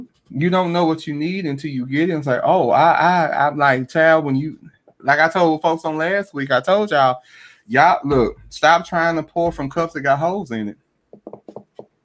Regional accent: Baltimore, Maryland, United States; I'm from Baltimore this day. I'm from B-more

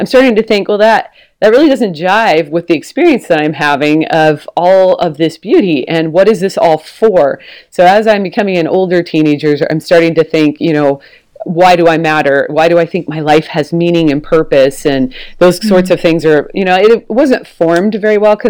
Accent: Portland, Oregon, United States; moved away as an adult; also born or lived in Texas; we've moved back to where I'm from. So I'm from Portland, Oregon

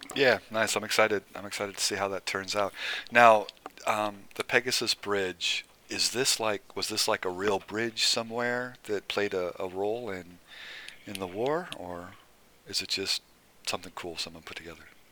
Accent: Nebraska, United States; I was born and raised in Nebraska

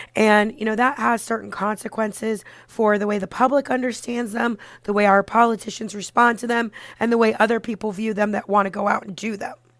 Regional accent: Parkland, Florida, United States; moved away as an adult; also born or lived in Orlando, Florida; now in New York, United States; I grew up in the Parkland area and I went to college in Orlando.

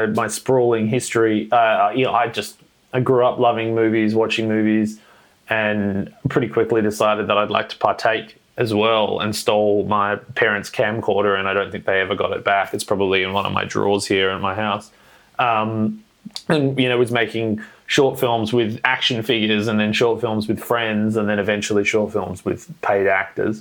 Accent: Perth, Western Australia, Australia; I was born and raised in Perth, Western Australia

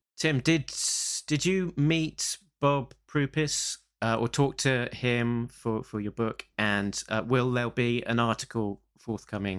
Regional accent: England, United Kingdom; we're the guy from England

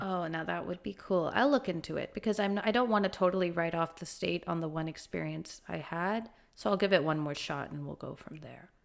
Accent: Kuwait; moved away; I've never actually lived in India, I grew up in Kuwait in the Middle East

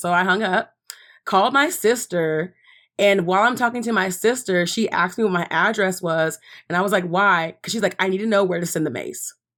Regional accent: Dallas, Texas, United States; moved away as an adult; now in New York, United States; I'm from Dallas

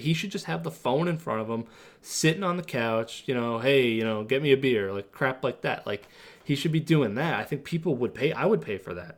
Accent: Massapequa, New York, United States; we're both from Massapequa, New York

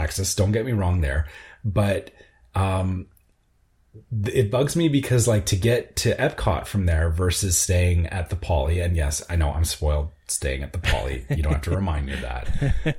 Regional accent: Canada; as a Canadian

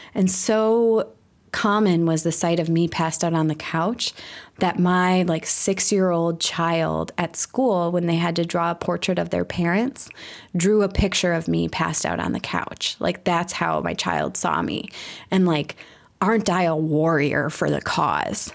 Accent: Milwaukee, Wisconsin, United States; also born or lived in Chicago; I'm from Milwaukee

